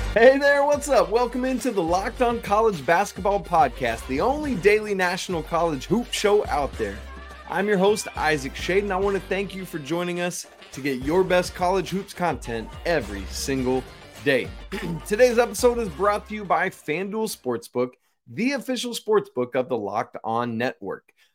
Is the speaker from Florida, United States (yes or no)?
no; Atlanta, Georgia, United States; I grew up in Atlanta, and my dad always told me that growing up in Atlanta was one of the biggest disservices I ever had in terms of learning to drive